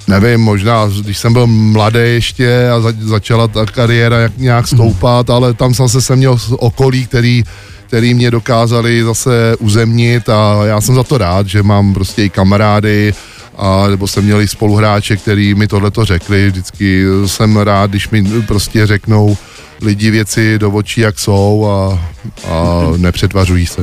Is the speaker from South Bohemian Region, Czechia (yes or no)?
yes; Smetanova Lhota, South Bohemian Region, Czechia; u nás ve Smetanově hotě na vesnici